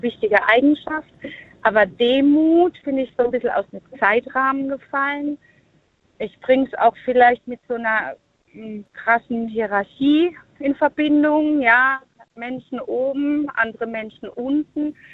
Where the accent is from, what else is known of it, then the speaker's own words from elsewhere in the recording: St. Leon-Rot, Baden-Württemberg, Germany; Ich bin aus der Ecke von St. Leon Roth